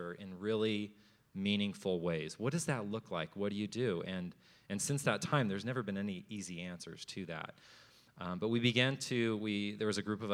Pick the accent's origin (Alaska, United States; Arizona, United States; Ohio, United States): Arizona, United States; Phoenix; Born and raised in Phoenix, amazing parents, amazing siblings